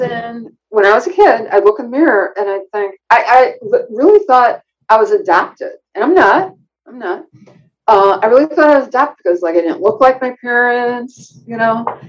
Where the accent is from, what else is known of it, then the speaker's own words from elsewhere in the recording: Chicago, Illinois, United States; when I was growing up in Chicago, my I went to Chicago Public School